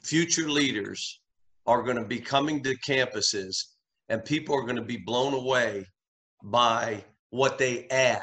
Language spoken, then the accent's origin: English; Coraopolis, Pennsylvania, United States; I was from Coriopolis, Pennsylvania, Moon Township High School